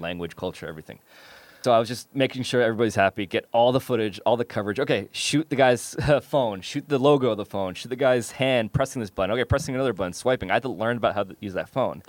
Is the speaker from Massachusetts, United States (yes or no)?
no; New York, United States; moved away; I'm from New York